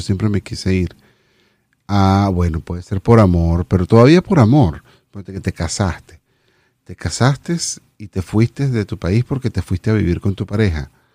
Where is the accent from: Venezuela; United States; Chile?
Venezuela; moved away as an adult; nos vinimos, nos vinimos de Venezuela